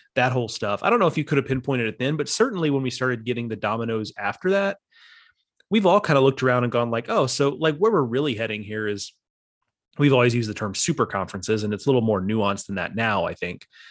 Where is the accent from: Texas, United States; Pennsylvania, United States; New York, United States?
Texas, United States; I grew up in Texas